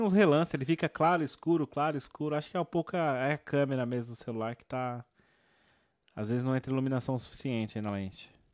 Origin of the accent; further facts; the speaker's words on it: São Paulo, Brazil; Eu sou da zona sul de São Paulo, eu cresci no Capão Redondo